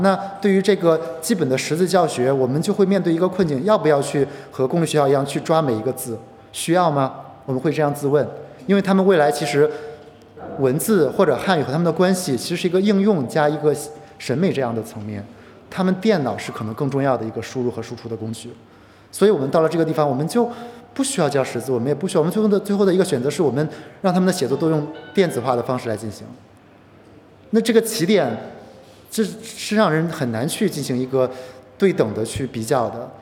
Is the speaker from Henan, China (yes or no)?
yes; rural Henan, China; moved away as an adult; also born or lived in Yunnan; now in Shenzhen, China; 我自己是河南的农村区，呃，曾家高考，然后，呃，升学的